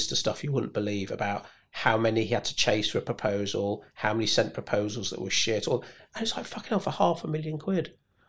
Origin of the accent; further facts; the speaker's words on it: United Kingdom; And it's maybe being British. Like for my mum, the thought of following someone up, well, if they were interested, they would have got in touch.